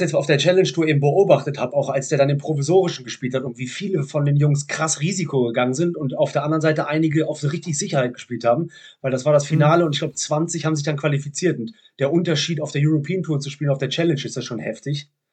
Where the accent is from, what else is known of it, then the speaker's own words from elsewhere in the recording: Cologne, North Rhine-Westphalia, Germany; als Kölner in München, moderiert Quatsch Comedy Club